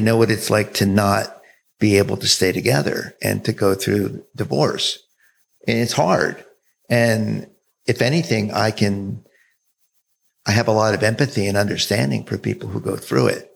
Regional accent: South Jersey near Philadelphia, New Jersey, United States; moved away; also born or lived in Florida / San Francisco, California; I grew up in New Jersey

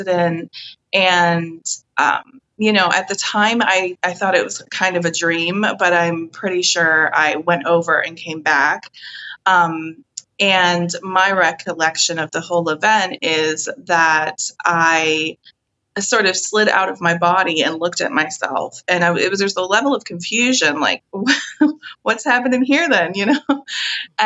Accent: Scotland, United Kingdom; I'm from Scotland

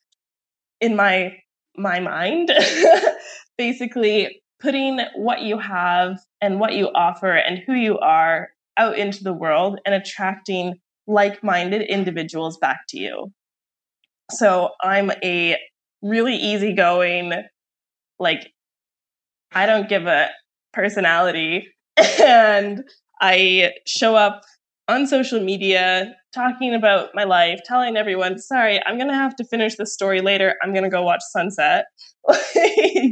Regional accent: Canada; moved away as an adult; now in Puerto Escondido, Mexico; I'm originally from Canada

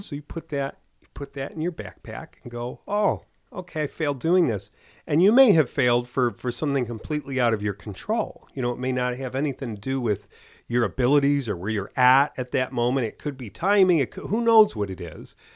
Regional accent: Chicago, Illinois, United States; from Chicago

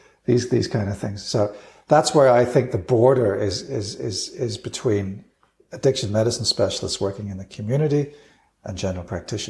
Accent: United Kingdom; now in Australia; And certainly when I came from the United Kingdom to Australia, I was very impressed with the standard of general practice.

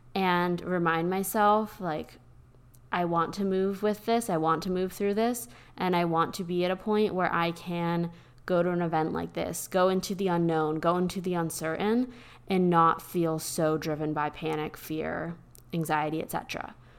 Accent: Pennsylvania, United States; now in Austin, United States; growing up in Pennsylvania in the middle of nowhere

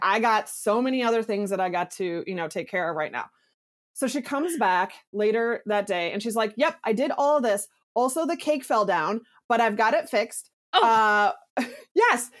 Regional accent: Minneapolis, Minnesota, United States; I'm nobody from Minneapolis, Minnesota

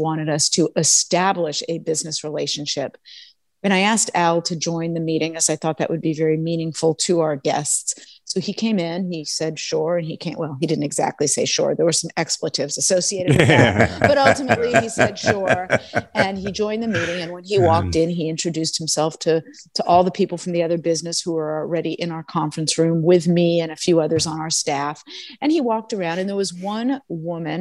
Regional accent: Los Angeles, California, United States; I did grow up in Los Angeles, in West Los Angeles, and I'm back here now

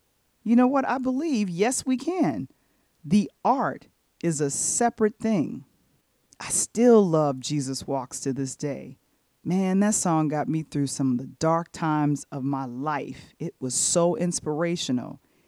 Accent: Chicago, Illinois, United States; As a Chicagoan

